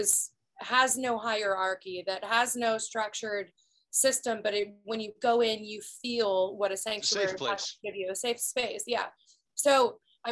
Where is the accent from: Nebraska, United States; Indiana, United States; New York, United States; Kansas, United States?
Kansas, United States; Prairie Village; moved away as an adult; also born or lived in Los Angeles, California; this place that I've called home my whole life